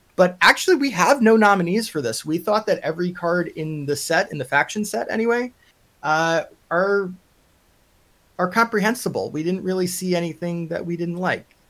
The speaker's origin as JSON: {"language": "English", "area": "Long Island", "region": "New York", "country": "United States", "accent": "Long Island", "said": "I'm from Long Island. My Long Island accent turns Russian after a while"}